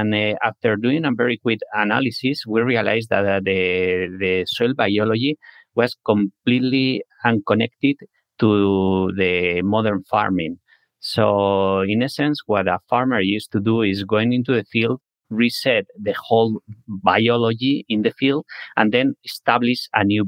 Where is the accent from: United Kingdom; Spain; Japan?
Spain; moved away as an adult; now in San Francisco, United States; I'm originally from Spain